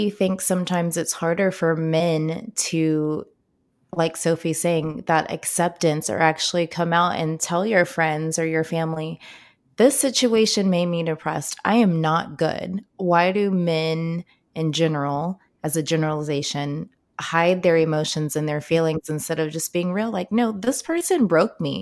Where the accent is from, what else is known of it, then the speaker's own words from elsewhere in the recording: Baltimore, Maryland, United States; moved away; I grew up in Baltimore